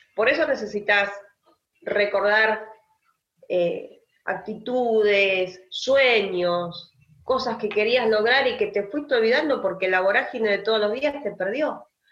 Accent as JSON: {"language": "Spanish", "country": "Argentina", "said": "como argentina"}